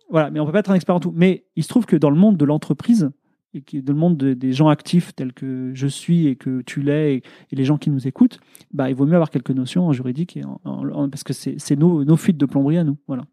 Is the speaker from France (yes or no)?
yes; France